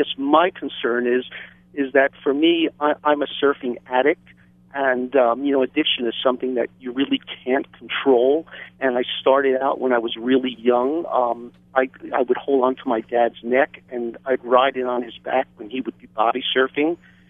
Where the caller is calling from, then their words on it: Hawaii, United States; I'm calling from the Big Island